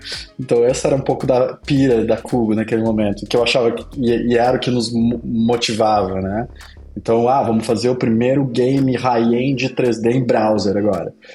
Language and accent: Portuguese; Pelotas, Rio Grande do Sul, Brazil; Eu sou de Pelotas, né, do interior do Rio Grande do Sul